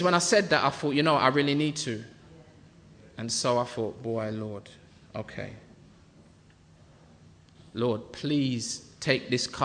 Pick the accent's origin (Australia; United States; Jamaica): Jamaica; I'm Jamaican